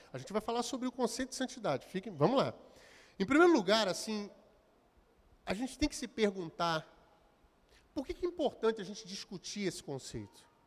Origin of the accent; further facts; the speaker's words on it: Belford Roxo, Rio de Janeiro, Brazil; eu nasci e fui nascido, criado em Belfort Roxo